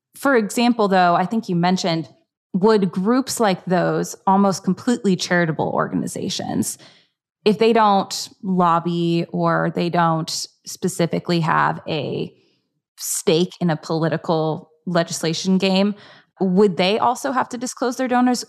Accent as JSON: {"language": "English", "region": "Florida", "country": "United States", "tie": "born or raised there", "said": "we grew up in Florida"}